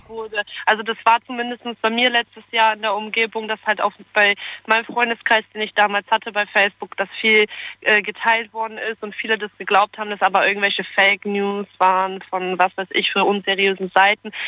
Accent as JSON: {"language": "German", "area": "Friesland", "region": "Lower Saxony", "country": "Germany", "moved": "as an adult", "lives_now": "Stuttgart, Germany", "said": "ich komme ja 700 Kilometer von hier aus dem schönen aus Friesland."}